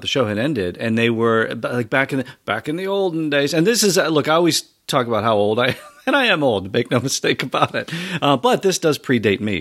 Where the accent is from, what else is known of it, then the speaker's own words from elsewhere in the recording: Pennsylvania, United States; now in Ohio, United States; I'm from Pennsylvania originally